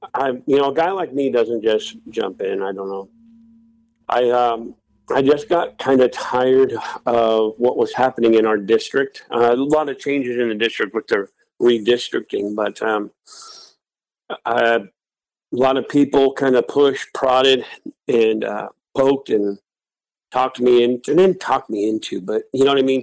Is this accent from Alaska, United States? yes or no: yes; Wasilla, Alaska, United States; also born or lived in Anchorage, Alaska / Ellendale, North Dakota; I was born in Anchorage. And I moved to Wasilla when I was nine years old and I've been here ever since. So I was raised in the valley, uh, lifelong Alaskan.